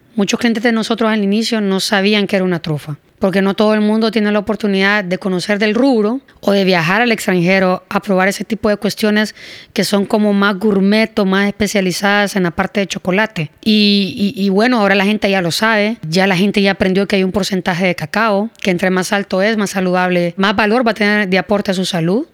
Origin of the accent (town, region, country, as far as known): Honduras